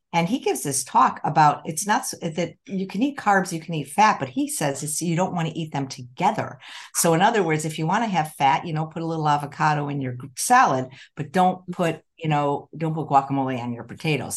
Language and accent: English; Chicago, Illinois, United States; moved away; I grew up in Chicago